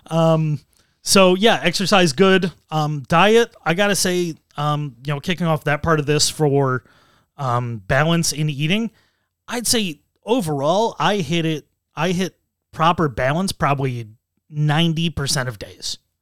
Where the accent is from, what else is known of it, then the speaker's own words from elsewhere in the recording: United States; being American